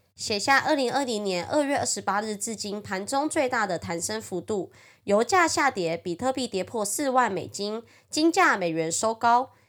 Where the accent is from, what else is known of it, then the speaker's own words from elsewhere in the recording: Taiwan; accent: Taiwanese Mandarin; 我是台湾国语界最正的俏妞